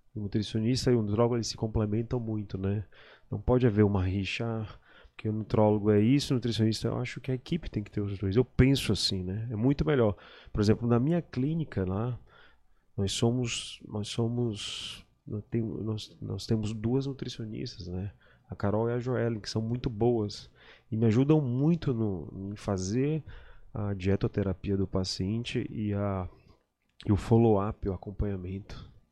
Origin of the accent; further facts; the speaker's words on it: São Luís, Maranhão, Brazil; also born or lived in Belém, Pará, Brazil; eu nasci em Belém e pequeno, quando eu era bem pequeno, antes de, de, de ficar escolar, meu pai foi transferido, meu pai era técnico da Eletronorte, ele foi transferido de Belém para cá, para São Luís.